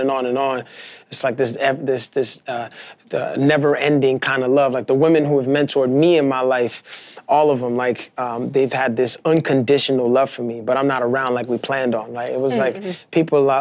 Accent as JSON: {"language": "English", "town": "New York City", "region": "New York", "country": "United States", "tie": "born or raised there", "said": "I'm not from Washington Heights, but I'm from Brooklyn, and I grew up in a neighborhood a lot like Washington"}